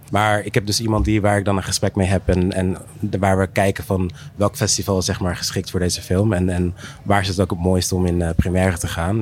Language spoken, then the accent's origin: Dutch; Curaçao; moved away; ik ben ook teruggegaan naar Curaçao, waar ik ben geboren.